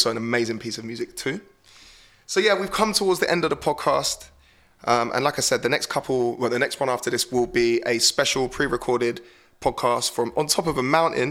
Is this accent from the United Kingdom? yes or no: yes; Horsham, South East England, United Kingdom; my hometown of Horsham